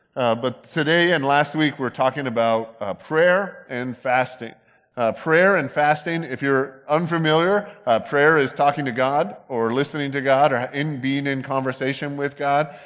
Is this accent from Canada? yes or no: yes; Canada; now in United States; I'm from there